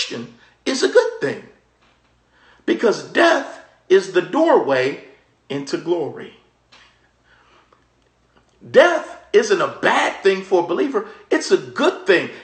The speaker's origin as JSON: {"language": "English", "region": "Maryland", "country": "United States", "tie": "born or raised there", "said": "we were growing up in Maryland"}